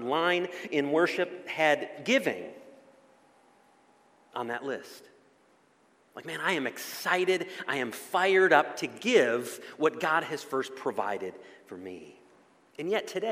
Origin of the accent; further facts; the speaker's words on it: Ludington, Michigan, United States; my hometown of Ludington